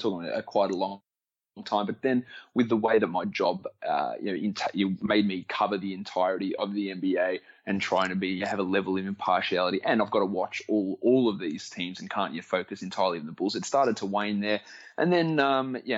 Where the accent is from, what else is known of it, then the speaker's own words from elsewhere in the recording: Australia; accent: Australian; my accent like slipping back and all my Australianism start coming out more in those conversations.